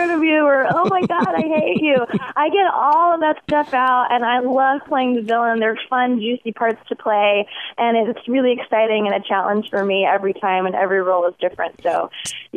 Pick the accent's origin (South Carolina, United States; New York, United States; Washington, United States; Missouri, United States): South Carolina, United States; moved away; I'm from the South originally. I'm from South Carolina